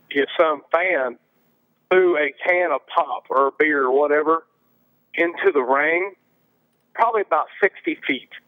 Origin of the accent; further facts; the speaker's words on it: Scotland, United Kingdom; you know, I had a thing for being a Scot.